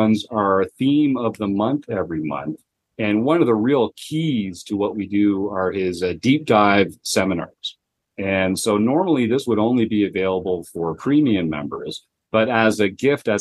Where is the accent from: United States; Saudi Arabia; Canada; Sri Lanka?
Canada; I'm from Canada